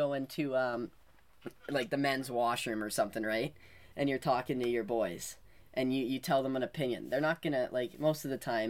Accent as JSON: {"language": "English", "country": "Canada", "said": "we're from Canada"}